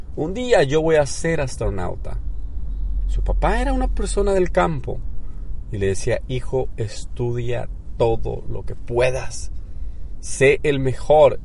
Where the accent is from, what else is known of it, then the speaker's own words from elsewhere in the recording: southern Mexico, Mexico; now in United States; Yo que soy del sur de México